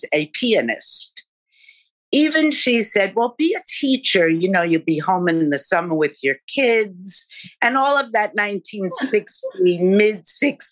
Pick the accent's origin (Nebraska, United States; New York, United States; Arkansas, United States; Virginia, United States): New York, United States; New Rochelle; I grew up in Rochelle, a suburb of New York